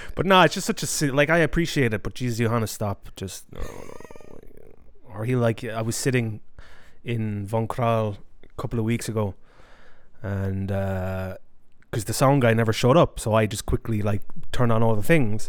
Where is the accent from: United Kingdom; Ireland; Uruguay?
Ireland; moved away; I was raised in Ireland